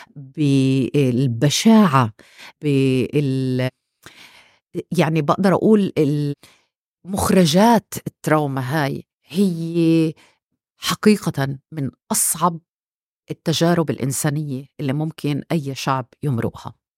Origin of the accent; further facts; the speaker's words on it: Israel; احنا فلسطينيه 48